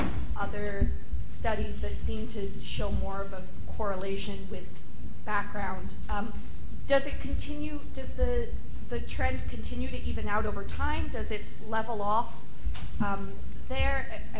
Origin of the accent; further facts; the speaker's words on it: United States; having grown up in the U.S.